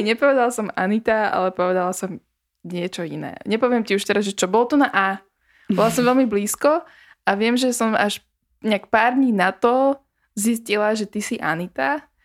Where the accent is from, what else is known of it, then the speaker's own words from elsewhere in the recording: Bratislava, Bratislava Region, Slovakia; ja som Ružinov, ja som Ružinov, Ružinov.